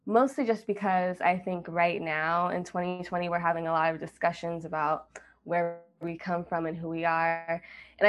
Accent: Austin, Texas, United States; moved away as an adult; now in Chicago, United States; I grew up in Chicago for 7 years, and then my mom remarried and we moved to Austin.

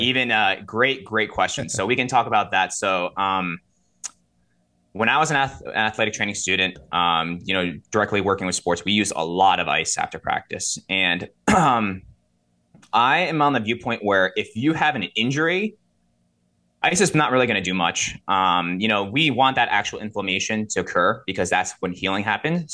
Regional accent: Rockland County, New York, United States; I'm originally from, I don't know if you guys are familiar with Rockland County. It's a little bit upstate, the eight four five Lower Hudson Valley. Uh, grew up there

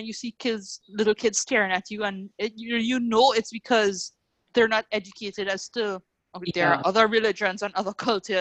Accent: Trinidad & Tobago; moved away as an adult; now in Antigua and Barbuda; I grew up with the luxuries and convenience of having stuff so readily available in Trinidad

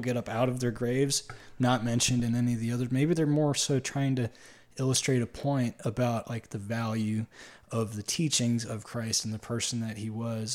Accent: Schuylkill County, Pennsylvania, United States; also born or lived in Grand Rapids, Michigan; now in Michigan, United States; one of the first learned words that I learned to spell in public school in T-, Schuylkill County was the word Schuylkill

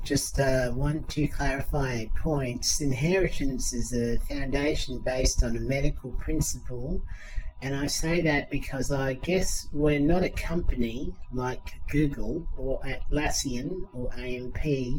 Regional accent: Sydney, New South Wales, Australia; my wife Emma and I have lived in Sydney all our lives. I grew up in the Hills District and she in the inner southwest

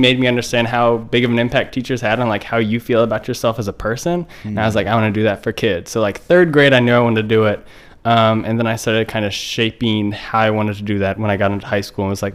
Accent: Ventura, California, United States; moved away as an adult; also born or lived in Rancho Santa Margarita, California / Kansas City, Kansas; now in Baltimore, United States; Moved back to California, Ventura, and did like 5th grade there and then up through college

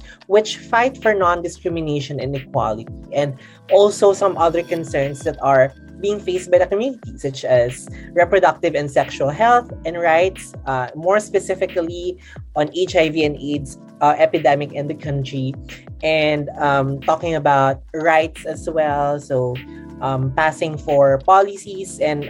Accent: Abra, Cordillera Administrative Region, Philippines; moved away; also born or lived in Quezon City, Philippines; I'm 26 years old. And I'm based in the Philippines. I'm from Quezon City, but I'm originally from the province of Abra. So if you know someone who's listening who's from Abra, then hi, I'm an Ilocanan.

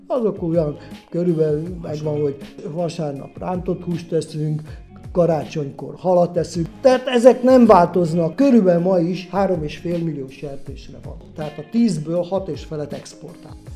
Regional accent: Budapest, Hungary; moved away as an adult; also born or lived in Mezőfalva; now in Nagykarácsony, Hungary; Pesti létemre, mert én Pesten születtem, anyám is Pesti

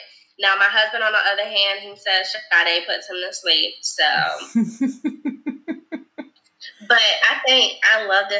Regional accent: Savannah, Georgia, United States; I'm from Savannah.

